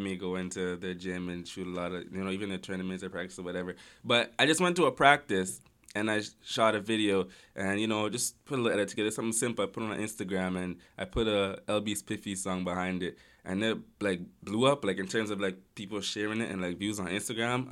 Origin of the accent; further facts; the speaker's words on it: Toronto, Ontario, Canada; also born or lived in Amsterdam; I grew up in Galloway